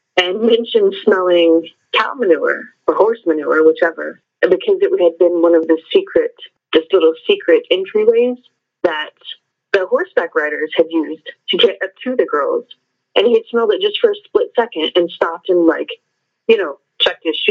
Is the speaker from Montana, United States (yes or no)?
yes; Columbus, Montana, United States; I'm from Columbus, Montana